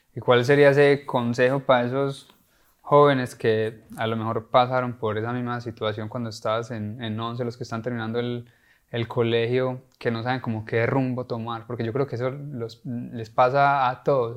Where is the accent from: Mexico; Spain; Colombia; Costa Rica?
Colombia; now in United States; nosotros somos colombianos